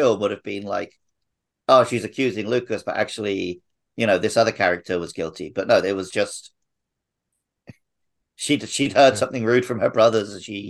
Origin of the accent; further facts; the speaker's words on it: United Kingdom; now in Japan; as a Brit